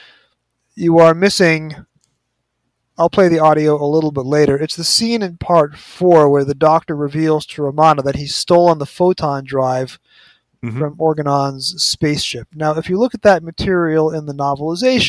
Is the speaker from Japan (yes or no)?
no; United States; being an American